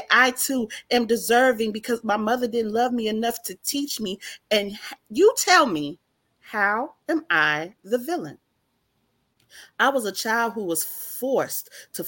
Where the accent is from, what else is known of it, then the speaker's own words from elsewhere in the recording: Chicago, Illinois, United States; now in Monroe, United States; I was born and raised in Chicago, Illinois, but I live in Monroe, Louisiana